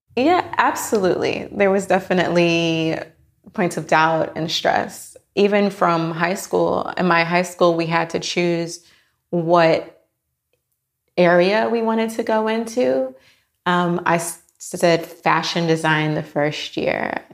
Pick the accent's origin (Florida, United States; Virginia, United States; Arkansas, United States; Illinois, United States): Florida, United States; Miami; moved away as an adult; I am from Miami, Florida.